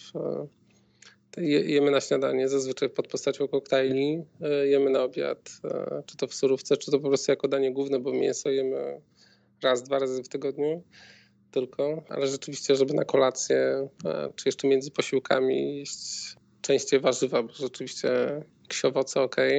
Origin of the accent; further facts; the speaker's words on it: Białystok, Podlaskie Voivodeship, Poland; moved away as an adult; now in Warsaw, Poland; W Warszawie mieszkamy 8 e, lat, a pochodzimy z Białegostoku.